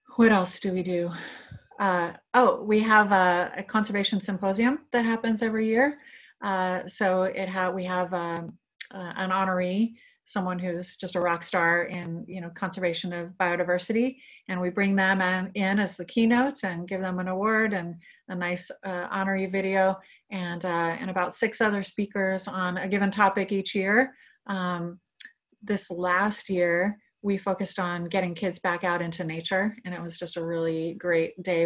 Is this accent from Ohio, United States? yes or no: no; Lompoc, California, United States; I grew up in Lompoc, which is in northern Santa Barbara County, a kind of rural community.